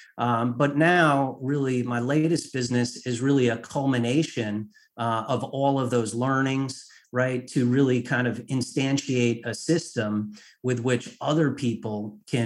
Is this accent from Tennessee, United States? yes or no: no; Connecticut, United States; moved away as an adult; also born or lived in Washington, D.C.; I was raised in Connecticut in a middle-class family